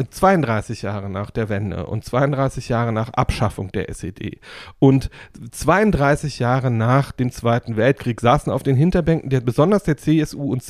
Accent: East Germany, Germany; ich bin ja im Osten groß geworden und habe im Osten dafür, dass ich immer so wie es damals hieß, systemkritisch war, irgendwie reißig aufs Moor bekommen.

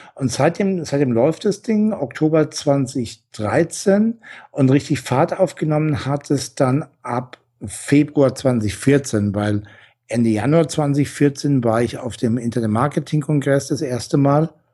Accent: Franconia, Bavaria, Germany; moved away as an adult; also born or lived in Essen; ich komme aus dem Fränkischen

